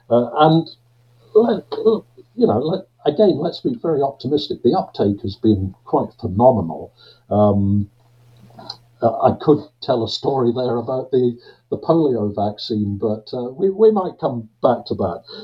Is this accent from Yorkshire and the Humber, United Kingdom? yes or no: no; Glasgow, Scotland, United Kingdom; because I was born and I've spent nearly my entire life uh, in Glasgow, uh, and I know I don't sound like it.